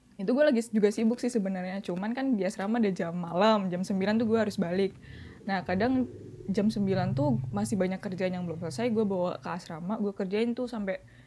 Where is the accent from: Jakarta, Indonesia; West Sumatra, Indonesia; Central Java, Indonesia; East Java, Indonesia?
East Java, Indonesia; Surabaya; di tempat gue di domisili kota gue di Surabaya